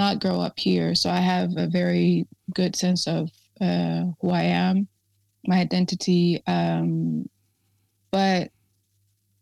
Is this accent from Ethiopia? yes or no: yes; Ethiopia; moved away as an adult; now in Norway; I was born and raised in Ethiopia. I came here about 13 years ago